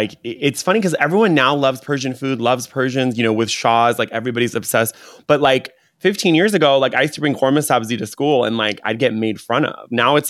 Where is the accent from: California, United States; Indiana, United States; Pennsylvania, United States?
California, United States; Orange County; I grew up in Orange County, so a lot of white people.